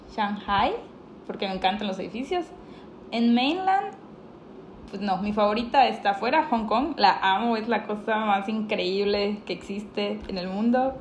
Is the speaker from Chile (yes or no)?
no; Mexico; somos dos mexicanas